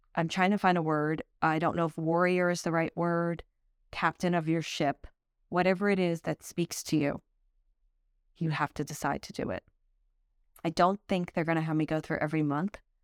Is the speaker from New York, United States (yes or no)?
yes; Brooklyn, New York, United States; also born or lived in Manhattan; I grew up in Brooklyn, then moved to Manhattan